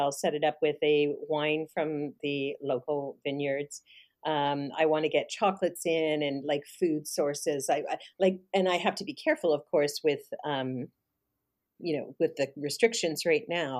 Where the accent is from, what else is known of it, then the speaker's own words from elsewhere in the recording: Canada; I'm definitely Canadian. I'm proud to be Canadian